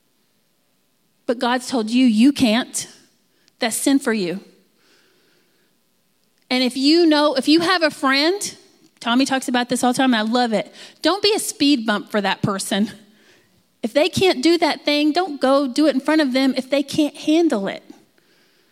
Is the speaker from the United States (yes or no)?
yes; Texas, United States; I'm from Texas